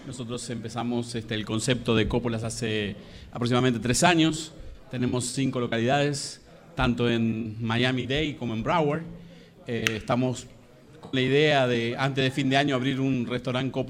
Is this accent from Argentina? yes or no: yes; Argentina; Yo soy argentino, por supuesto, tenemos buenas